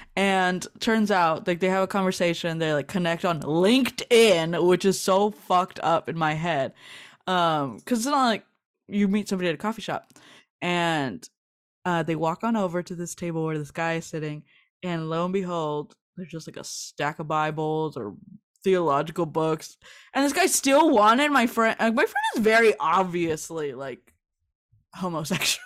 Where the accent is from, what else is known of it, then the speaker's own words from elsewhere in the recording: Los Angeles, California, United States; I'm from East L A, which is more of the hood, Southeast L